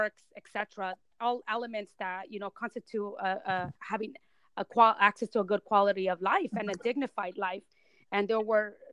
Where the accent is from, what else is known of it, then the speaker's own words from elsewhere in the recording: Selma, California, United States; English is a second language; I grew up in Selma, which is a rural city